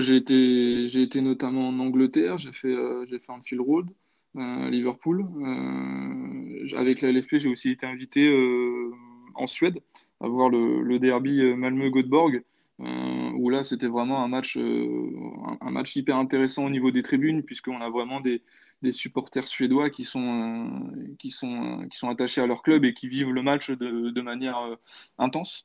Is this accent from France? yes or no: yes; Nantes, Pays de la Loire, France; je suis nantais